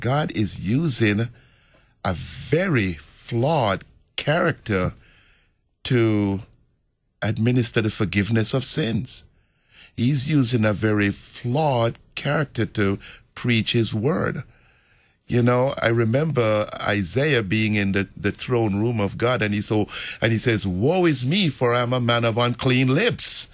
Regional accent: Jamaica; moved away; I'm from Jamaica

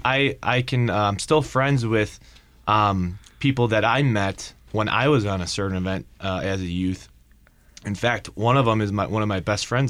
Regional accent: Painesville, Ohio, United States; my hometown is Painesville, Ohio

